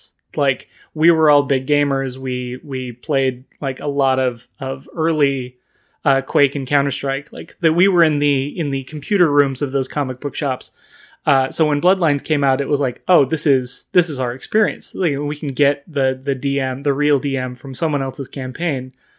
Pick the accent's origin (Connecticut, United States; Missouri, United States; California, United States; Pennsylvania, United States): California, United States; Sacramento; growing up in Sacramento, we had a couple of really amazing comic book shops that all had kind of a tabletop investment to them.